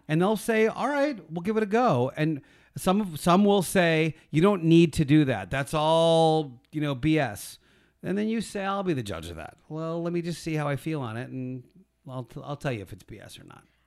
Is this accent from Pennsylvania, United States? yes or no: yes; Philadelphia, Pennsylvania, United States; I'm from Philly. I was the one Gentile in the town I grew up